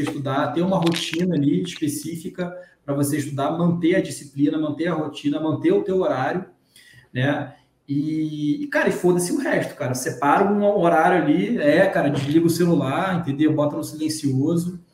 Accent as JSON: {"language": "Portuguese", "region": "Rio de Janeiro", "country": "Brazil", "said": "eu sou do estado do Rio de Janeiro"}